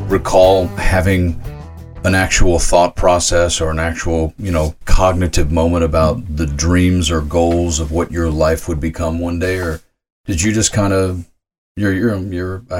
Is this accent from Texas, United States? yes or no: no; Tennessee, United States; I'm from Tennessee.